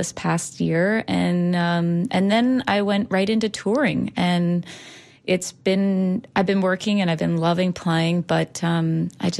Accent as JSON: {"language": "English", "town": "Ottawa", "region": "Ontario", "country": "Canada", "tie": "born or raised there", "moved": "as an adult", "lives_now": "St. Petersburg, United States", "said": "I owned a coffee shop for 8 years in my hometown of Ottawa"}